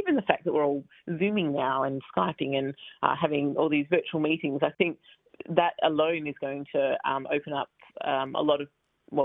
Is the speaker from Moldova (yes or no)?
no; Melbourne, Victoria, Australia; moved away; I grew up in Blackburn in Melbourne.